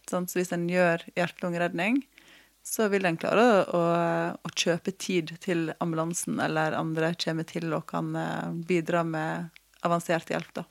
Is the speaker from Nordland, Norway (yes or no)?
no; Måløy, Vestland, Norway; also born or lived in Oslo; hjemme på Vestlandet